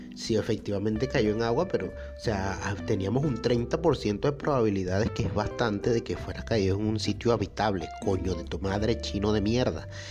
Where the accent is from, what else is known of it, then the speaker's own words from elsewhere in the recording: Venezuela; moved away; nosotros los venezolanos